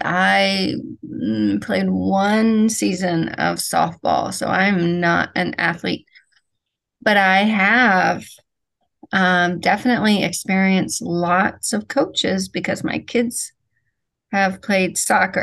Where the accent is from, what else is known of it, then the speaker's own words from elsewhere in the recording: Ohio, United States; I'm from Ohio. I'm a Midwestern, Midwestern